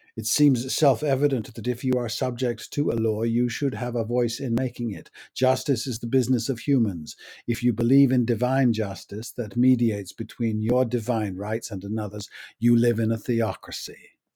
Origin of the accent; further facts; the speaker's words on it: United States; My rights as an American are not endowed by a creator